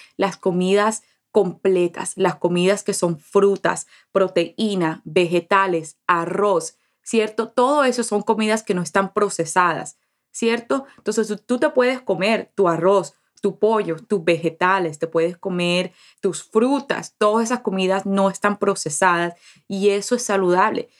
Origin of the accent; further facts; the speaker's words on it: Colombian Caribbean coast, Caribbean Region, Colombia; Como buena costeña, como buena colombiana